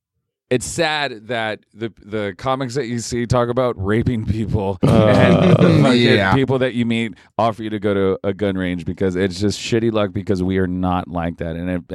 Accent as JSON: {"language": "English", "region": "South Texas", "country": "United States", "said": "I'm from Texas, and South Texas, as a matter of fact."}